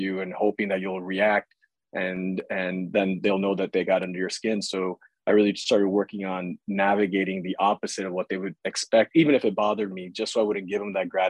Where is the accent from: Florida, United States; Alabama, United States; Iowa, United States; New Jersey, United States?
Iowa, United States; I grew up in Iowa